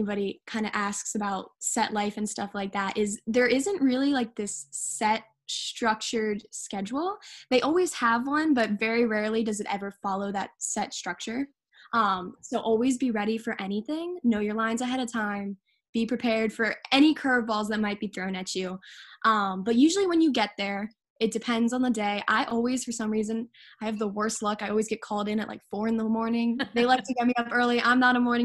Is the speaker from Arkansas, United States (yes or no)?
no; Delaware, United States; where I grew up in Delaware, there's like farms all over the place